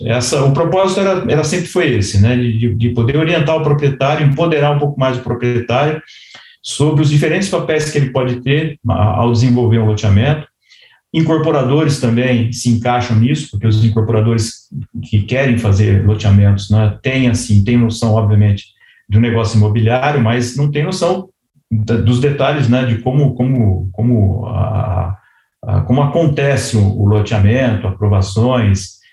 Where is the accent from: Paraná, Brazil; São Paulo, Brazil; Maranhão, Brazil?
São Paulo, Brazil; Bauru; accent: interior R (caipira); also born or lived in Tupã, Brazil / São Carlos, Brazil; now in Jundiaí, Brazil; nasci em Tupã, no interior de São Paulo, cresci em Bauru, estudei em São Carlos